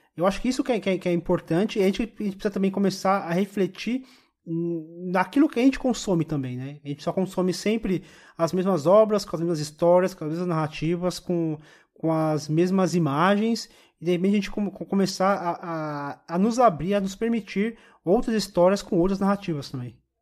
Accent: Brazil; como brasileiro, como preto

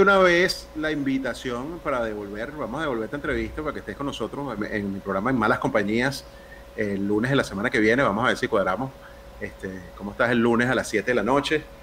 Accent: Venezuela; now in Panama; como venezolanos

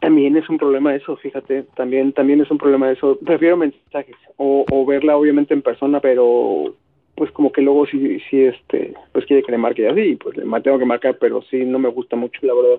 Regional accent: Mexico; como güey mexicano

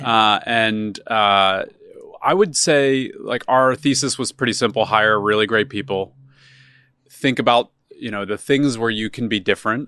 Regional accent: Philadelphia, Pennsylvania, United States; moved away; I'm originally from Philadelphia.

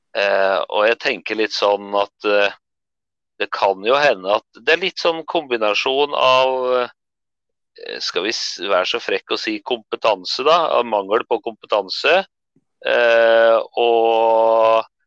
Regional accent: Tynset, Innlandet, Norway; hjemkommunen min da, på Tynset

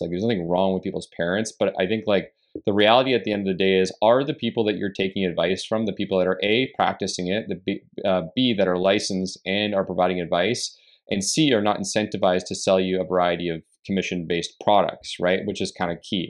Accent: Canada; as a Canadian

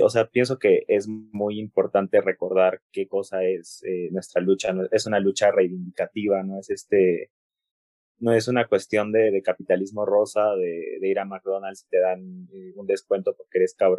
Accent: Cusco, Peru; como soy cusqueño

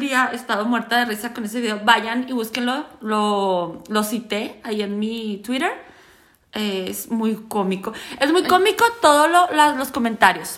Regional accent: Ciudad Juárez, Chihuahua, Mexico; yo soy de Juárez.

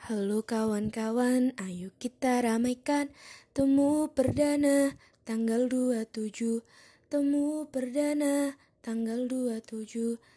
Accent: Bojonegoro, East Java, Indonesia; Eh, aku berasal dari daerah Bojonegoro, Jawa Timur.

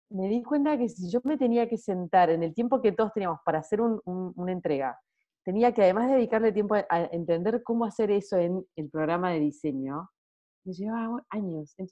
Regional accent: Salta, Argentina; moved away as an adult; now in Buenos Aires, Argentina; tengo 33 años, soy de Salta, pero vivo hace unos 15 años en Buenos Aires.

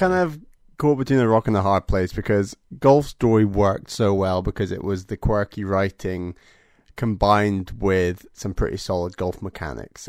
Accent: United Kingdom; as a Brit

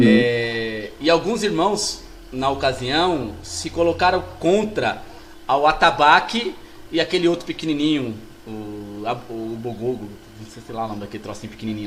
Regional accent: Brazil; Nós somos brasileiros

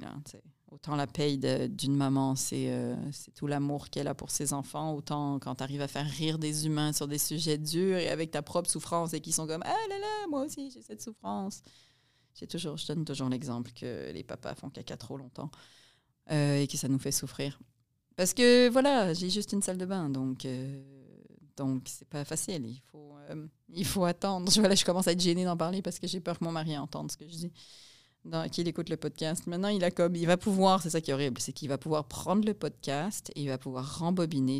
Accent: Montreal, Quebec, Canada; also born or lived in France; moi, je suis née à Montréal. Mon mari est né à Montréal. Donc, on est très, très urbain et très, très montréalais

